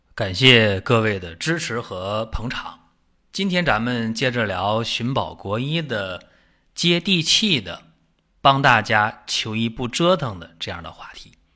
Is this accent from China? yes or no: yes; China; 我们中国人